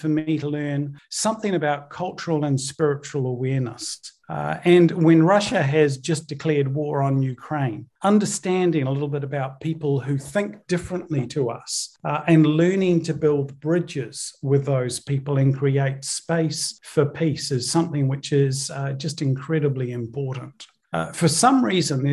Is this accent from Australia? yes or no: no; New Zealand; born or raised there; also born or lived in Northern Ireland, United Kingdom